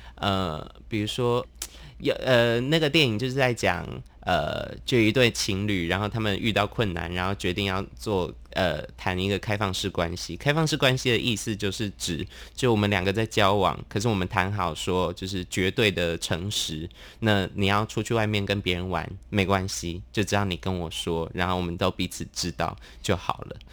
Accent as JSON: {"language": "Chinese", "town": "Tainan", "country": "Taiwan", "also_born_or_lived": "Taipei", "moved": "as an adult", "said": "因为我高中读台南，我就是台南人"}